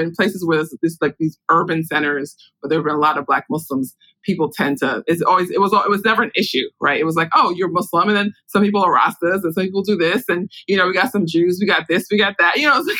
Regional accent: New York City, New York, United States; I grew up in Brooklyn.

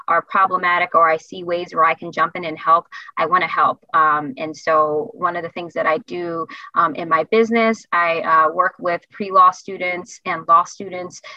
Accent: Philadelphia, Pennsylvania, United States; moved away as an adult; now in Connecticut, United States; I grew up in Pennsylvania, originally from Philadelphia.

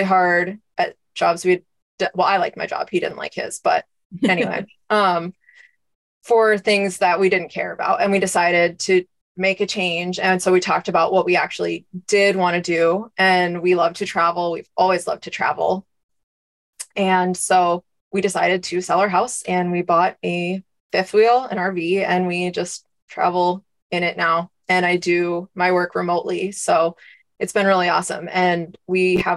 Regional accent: Steamboat Springs, Colorado, United States; I am from Steamboat Springs, Colorado, and I grew up there

